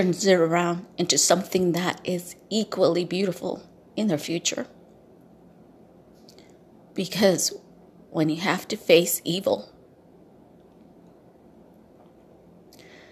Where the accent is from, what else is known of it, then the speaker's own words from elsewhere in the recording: El Salvador; I was born in El Salvador